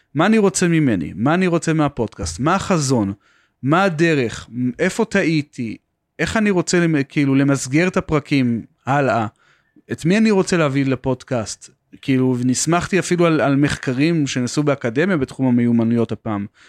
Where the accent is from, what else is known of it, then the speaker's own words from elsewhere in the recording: Beersheba, Southern District, Israel; אני במקום מבאר שבע